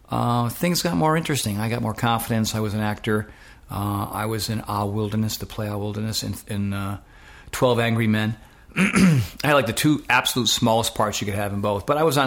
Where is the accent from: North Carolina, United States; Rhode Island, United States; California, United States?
Rhode Island, United States; Westerly; also born or lived in Fort Knox, Kentucky; I'm a New Englander, and I grew up in Rhode Island. I grew up in a place called Westerly, Rhode Island.